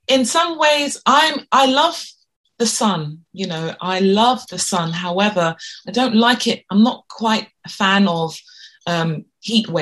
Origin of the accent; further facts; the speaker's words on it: London, United Kingdom; this is where I was born and raised